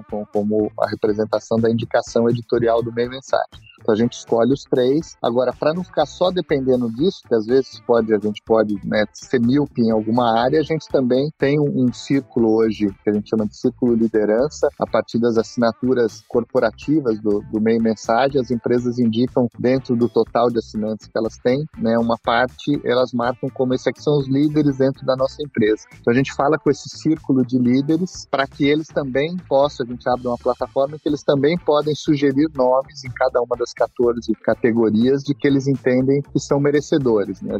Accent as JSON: {"language": "Portuguese", "region": "Northeast Region", "country": "Brazil", "said": "como eu sou nordestino, eu me me inspirei numa coruja típica aqui do Nordeste"}